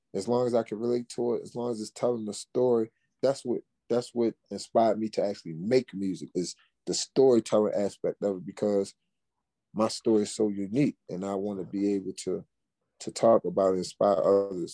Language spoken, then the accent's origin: English; Baltimore, Maryland, United States; also born or lived in Fort Washington, Maryland; I'm from Baltimore. We don't even listen to go go. That's DC shit.